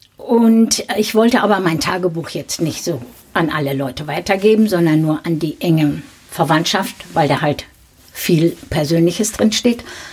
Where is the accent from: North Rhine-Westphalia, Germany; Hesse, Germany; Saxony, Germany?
North Rhine-Westphalia, Germany; Dinslaken; in Dienstlaken, da wo ich geboren bin